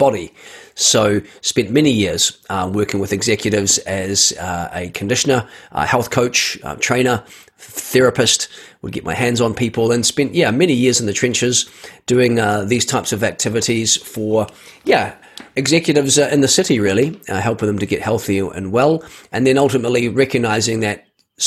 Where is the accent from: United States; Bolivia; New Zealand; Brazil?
New Zealand; I was born in New Zealand